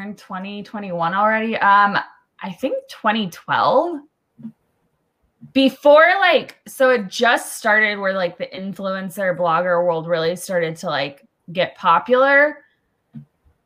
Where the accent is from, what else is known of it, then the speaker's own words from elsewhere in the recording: Southern California, United States; I'm born and raised in Southern California